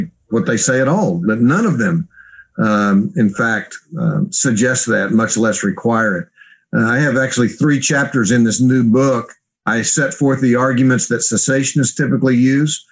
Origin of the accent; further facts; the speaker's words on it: Oklahoma, United States; also born or lived in Kansas City / Dallas; Born and raised in Oklahoma